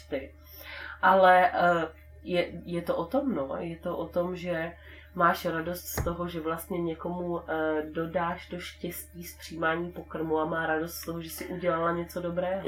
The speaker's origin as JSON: {"language": "Czech", "town": "Brno", "region": "South Moravian Region", "country": "Czechia", "said": "já jsem z Brna"}